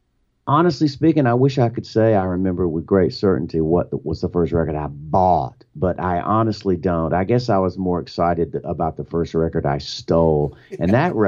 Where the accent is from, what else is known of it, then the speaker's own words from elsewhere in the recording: Birmingham, Alabama, United States; back in Birmingham, Alabama, my hometown